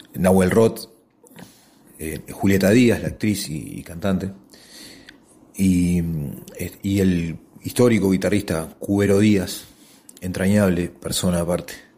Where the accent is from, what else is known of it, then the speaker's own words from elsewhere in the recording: Montevideo, Uruguay; yo soy montevideano